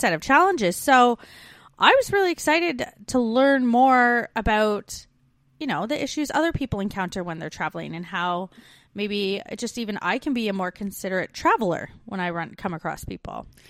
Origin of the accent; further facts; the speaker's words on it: Canada; now in Melbourne, Australia; We're two Canadian expats now living in Australia